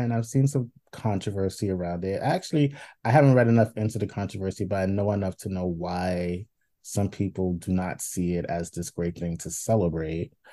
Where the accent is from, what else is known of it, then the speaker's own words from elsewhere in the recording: New York, United States; like so... as the New Yorker, like I don't